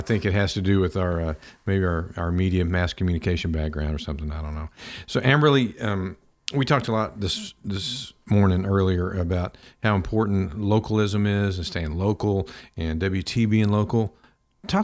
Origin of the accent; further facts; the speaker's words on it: Pampa, Texas, United States; I grew up in Pampa